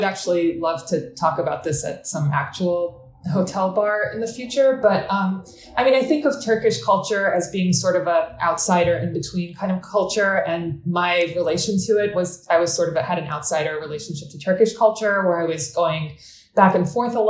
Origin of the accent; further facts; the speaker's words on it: United States; also born or lived in Adana, Turkey; I was born here, but I spent every summer in Adana